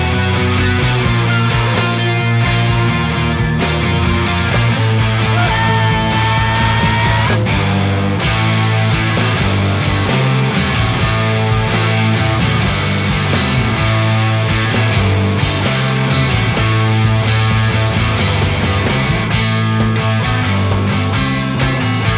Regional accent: Boston, Massachusetts, United States; We are from Boston

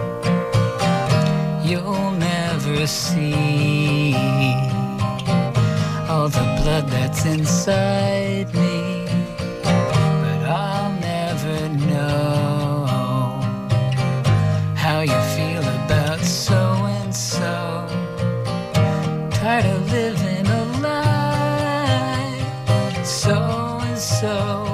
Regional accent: Maine, United States; there was a period in my life where I grew up in Maine, and I would go into Portland

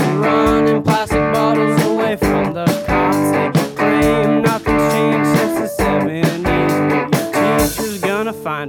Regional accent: Stoneham, Massachusetts, United States; We're from Boston, more specifically outside Boston. We're from Stoneham

